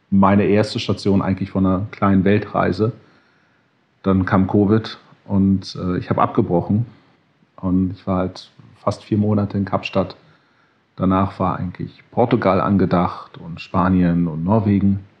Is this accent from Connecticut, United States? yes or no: yes; Connecticut, United States; moved away; also born or lived in Berlin, Germany / Sri Lanka / Los Angeles, United States; Also geboren in Berlin, aufgewachsen in den USA, in Connecticut, zurückgekommen nach Berlin, nach Westdeutschland, zurückgekommen nach Berlin, nach Sri Lanka für ein paar Jahre, zurückgekommen nach Berlin, lange in Berlin, nach Los Angeles gezogen